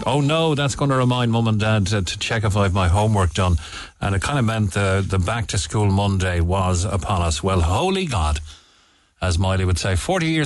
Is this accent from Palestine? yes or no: no; Cobh, Munster, Ireland; I'm from Cove.